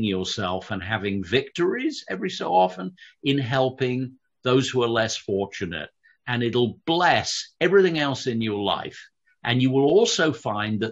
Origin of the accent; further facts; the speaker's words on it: London, United Kingdom; I grew up in London